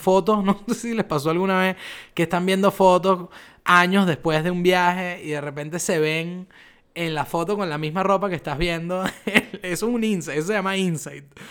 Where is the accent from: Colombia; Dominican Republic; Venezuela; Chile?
Venezuela; moved away as an adult; now in Buenos Aires, Argentina; yo soy venezolano